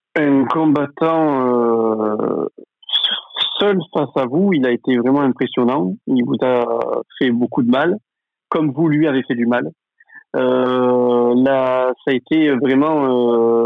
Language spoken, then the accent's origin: French; France; je suis je suis français